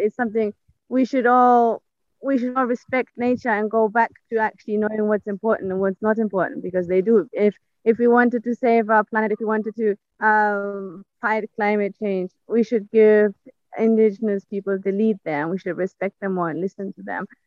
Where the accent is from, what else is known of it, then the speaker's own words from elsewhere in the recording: Germany; moved away; I come from Germany